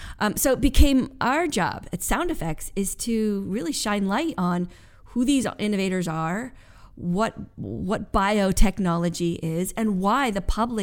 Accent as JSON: {"language": "English", "town": "Westport", "country": "United States", "tie": "born or raised there", "said": "I grew up in Westport."}